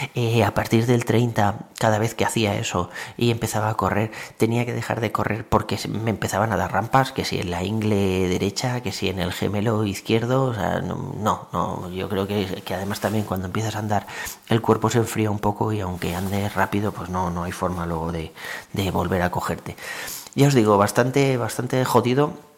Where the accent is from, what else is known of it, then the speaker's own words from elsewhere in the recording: Valencia, Valencian Community, Spain; moved away as an adult; now in Tres Cantos, Spain; yo soy de Valencia, o sea, he estado viviendo allí toda la vida